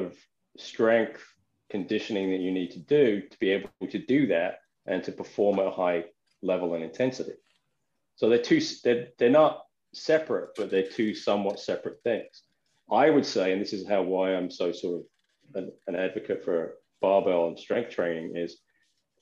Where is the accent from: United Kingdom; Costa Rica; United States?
United Kingdom; England; I'm English.